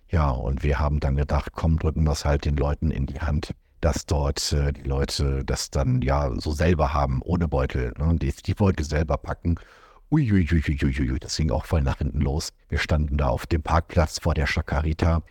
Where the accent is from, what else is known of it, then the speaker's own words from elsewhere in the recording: Germany; moved away; auch wir als Deutsche